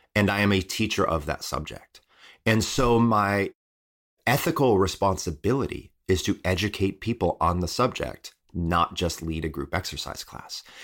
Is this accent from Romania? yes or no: no; Midwest, United States; I was raised in the Midwest